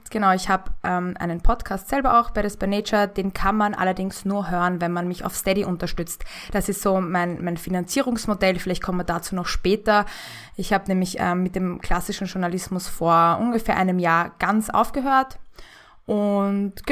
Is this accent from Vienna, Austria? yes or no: yes; Vienna, Austria; accent: Viennese; moved away as an adult; now in Germany; gebürtige Wienerin, lebe allerdings seit knapp vier Jahren in Deutschland. Vielleicht hört man das auch schon ein bisschen so, dass ich so den Wiener ähm, Dialekt abgelegt habe, wenn ich so das S so weich ausspreche.